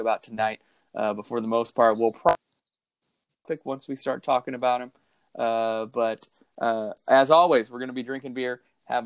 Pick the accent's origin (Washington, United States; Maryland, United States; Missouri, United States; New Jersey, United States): Washington, United States; Seattle; growing up in Seattle